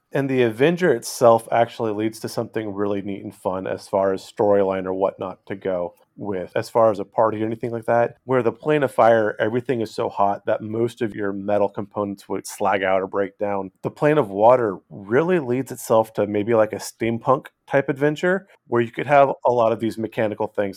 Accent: California, United States; moved away; I grew up in California

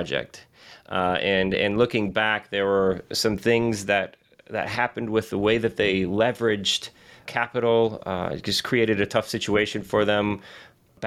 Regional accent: Southwest Michigan, United States; Born and raised in Southwest Michigan

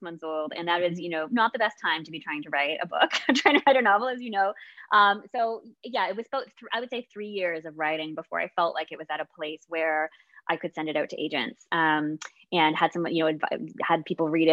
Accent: Canada; I'm Canadian

